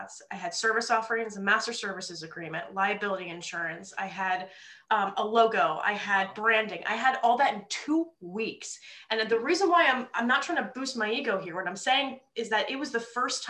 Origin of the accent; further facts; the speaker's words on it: New Jersey, United States; moved away as an adult; also born or lived in New York City; now in Philadelphia, United States; growing up in North Jersey